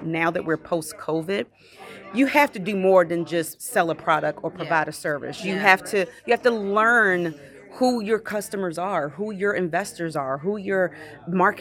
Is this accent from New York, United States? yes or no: no; Baltimore, Maryland, United States; moved away as an adult; now in Bethesda, United States; I grew up in Baltimore City, so very, very heavily populated, very urbanized area.